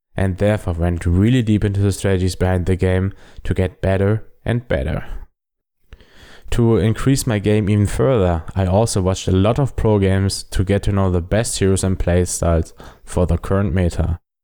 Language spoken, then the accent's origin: English; Germany; accent: German; English is a second language; I am a German